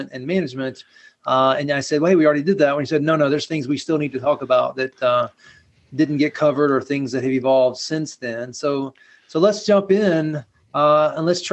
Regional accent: the South, United States; I grew up here in the South

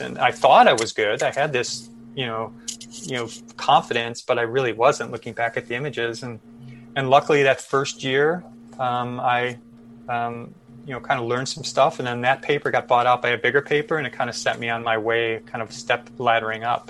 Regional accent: Chicago, Illinois, United States; I grew up in Chicago

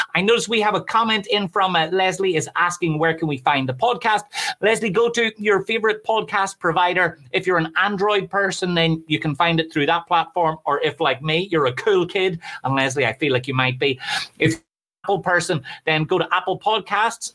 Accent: Ireland; I'm Irish

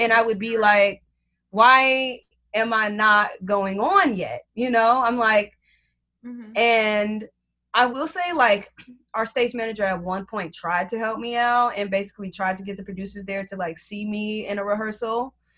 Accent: Chicago, Illinois, United States; moved away as an adult; now in New York, United States; back home because I'm from Chicago

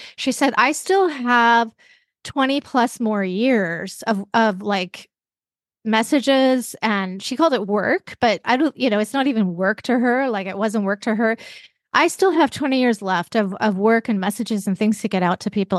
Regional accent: Vancouver, British Columbia, Canada; also born or lived in Seattle area; now in Seattle, United States; I live in the Seattle area, but I grew up in Vancouver, British Columbia

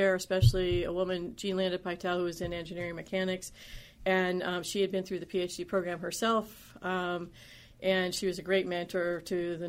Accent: upstate New York, United States; moved away; also born or lived in Pittsburgh, Pennsylvania / Ohio / North Carolina / Pennsylvania; grew up in upstate New York, right between Schenectady and Saratoga

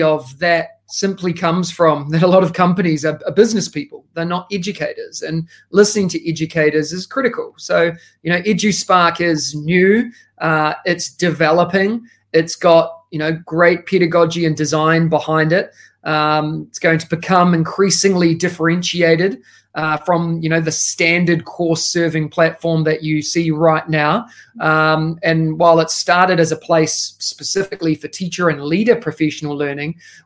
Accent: New Zealand; moved away as an adult; now in Singapore; As you can tell by the accent, I am originally from New Zealand

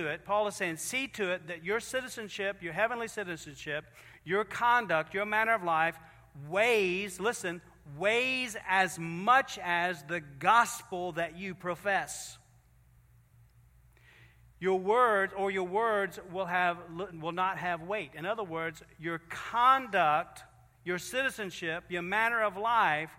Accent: Virginia, United States; we're from Virginia

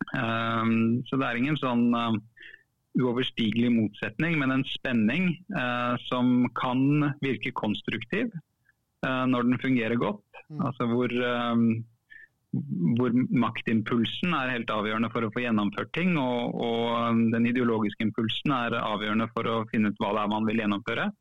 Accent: Oslo, Norway; jeg er fra Furuset i Oslo. Mm. Um, vokste opp

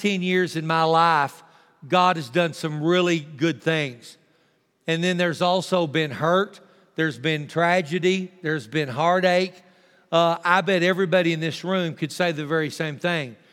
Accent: Texas, United States; also born or lived in Tulia, Texas; I'm thankful that I'm a Texan.

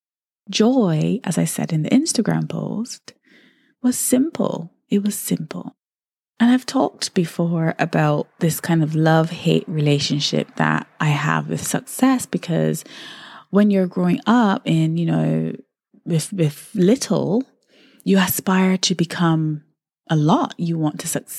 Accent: Barbados; I really had such a wonderful childhood growing up in Barbados

